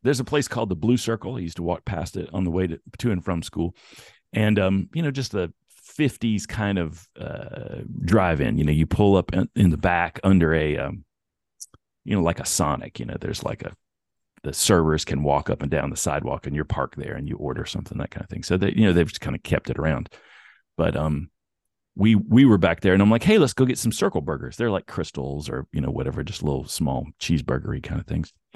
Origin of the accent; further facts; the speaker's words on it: Bristol, United States; also born or lived in the South / eastern Tennessee and southwestern Virginia; now in California, United States; So Bristol is, uh, on the, on the Tennessee, Virginia state line.